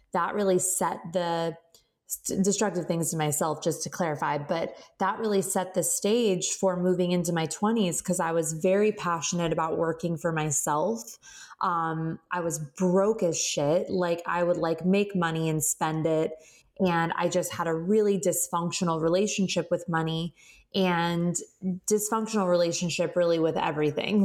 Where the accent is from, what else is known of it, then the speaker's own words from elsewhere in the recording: Phoenix, Arizona, United States; moved away as an adult; now in Southern California, United States; I'm born and raised in Phoenix, Arizona. I've lived in Southern California since I was about 18 years old